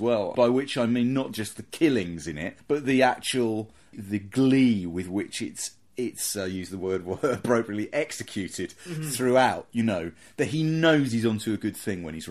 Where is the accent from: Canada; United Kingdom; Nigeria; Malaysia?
United Kingdom; near Croydon, London; I grew up near Croydon